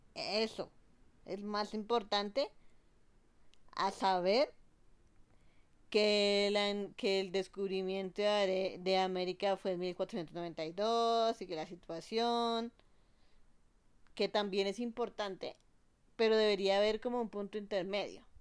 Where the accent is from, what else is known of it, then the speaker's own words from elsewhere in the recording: Colombia; also born or lived in United States; cuando estoy aquí, en mi país, en Colombia